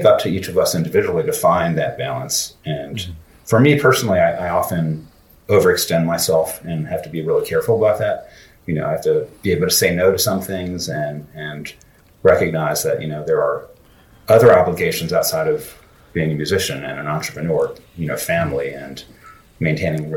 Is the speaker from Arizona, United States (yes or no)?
no; Philadelphia, Pennsylvania, United States; institutions in my hometown of Philly